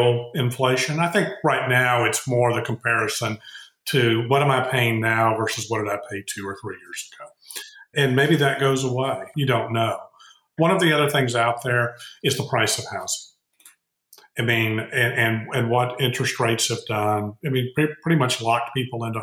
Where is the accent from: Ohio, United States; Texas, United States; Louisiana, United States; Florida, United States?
Texas, United States; being a Texan